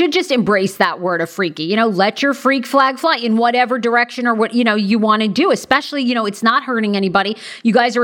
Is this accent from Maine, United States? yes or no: yes; Maine, United States; moved away; I'm from Maine originally